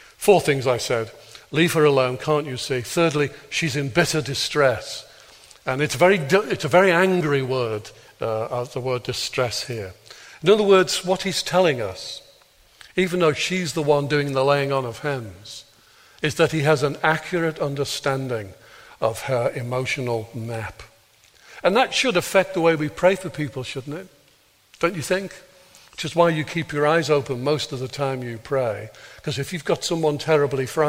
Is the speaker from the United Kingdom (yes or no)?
yes; Birkenhead, North West England, United Kingdom; I was born in Birkenhead, not Northern Ireland.